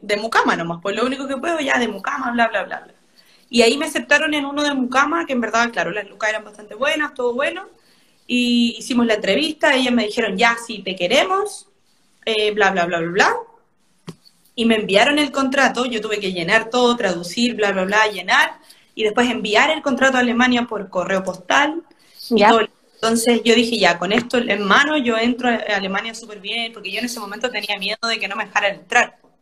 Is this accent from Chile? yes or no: yes; Chile; moved away as an adult; also born or lived in Denmark / United Kingdom; now in Germany; nosotros como chilenos turistas